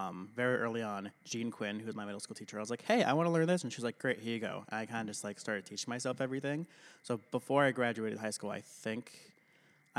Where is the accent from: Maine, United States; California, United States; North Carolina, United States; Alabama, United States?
Maine, United States; South Portland; So I grew up in South Portland, graduated from there in 2012.